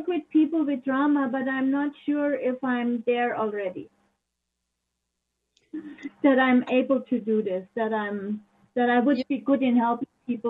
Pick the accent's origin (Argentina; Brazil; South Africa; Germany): Germany; moved away; I grew up in Germany.